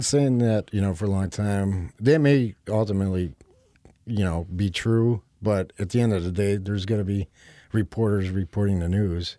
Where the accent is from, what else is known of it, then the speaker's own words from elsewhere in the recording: Melrose Park, Illinois, United States; also born or lived in Naperville, Illinois; now in Chicago, United States; I was raised in Melrose Park